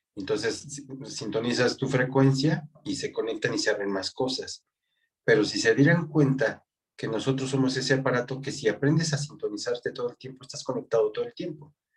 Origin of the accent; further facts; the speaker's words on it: Mexico; mi país